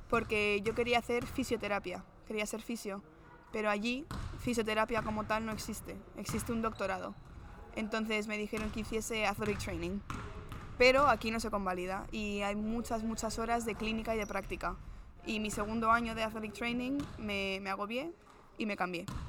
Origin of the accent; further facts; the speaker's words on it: Madrid, Community of Madrid, Spain; also born or lived in Maryland / West Virginia / New Jersey; yo al final soy de Madrid